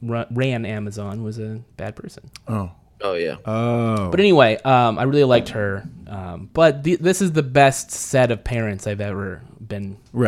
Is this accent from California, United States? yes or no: yes; Merced, California, United States; now in Los Angeles, United States; I'm from Central California.